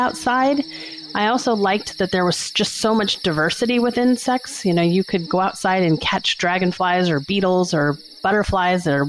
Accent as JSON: {"language": "English", "town": "New Orleans", "region": "Louisiana", "country": "United States", "tie": "born or raised there", "said": "I grew up in New Orleans, Louisiana"}